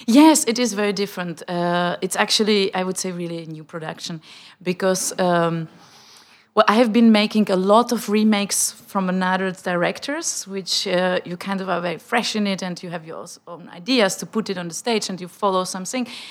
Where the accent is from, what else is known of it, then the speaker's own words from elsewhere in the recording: Prague, Czechia; English is a second language; moved away as an adult; also born or lived in Switzerland / United States; I'm coming from Prague, and I'm used to apologize for my bad German